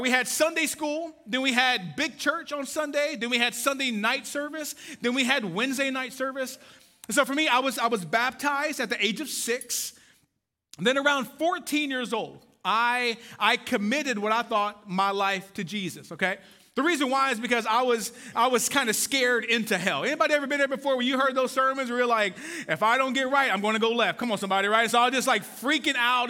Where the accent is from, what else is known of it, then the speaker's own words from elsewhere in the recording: Waco, Texas, United States; moved away; I am from Waco, Texas